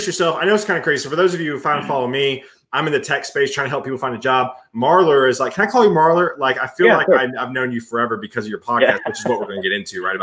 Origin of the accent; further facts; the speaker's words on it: Lexington, South Carolina, United States; So my parents were in Lexington. I went to Lexington High School.